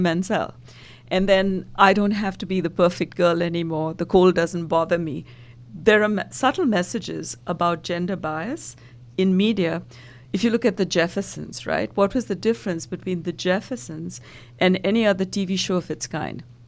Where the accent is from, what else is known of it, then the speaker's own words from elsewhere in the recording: India; now in United States; originally, I'm from India and been in the U S for decades now.